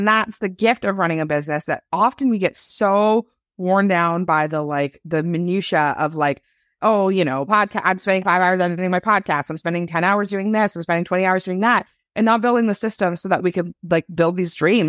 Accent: Canada; I'm a Canadian.

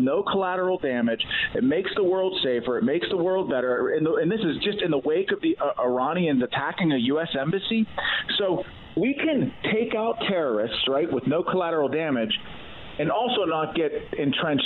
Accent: Allegheny County, Pennsylvania, United States; Allegheny County, which is my hometown

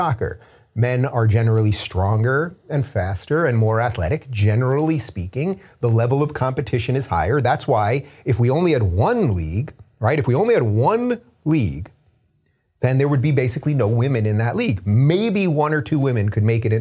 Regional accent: United States; I'm an American

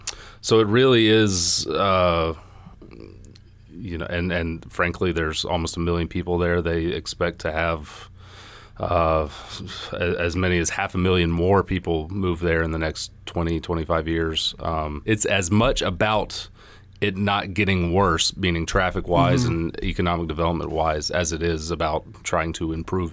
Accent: Lawrenceville, Georgia, United States; Yeah, I am originally from Gwinnett, born and raised in the Lawrenceville area.

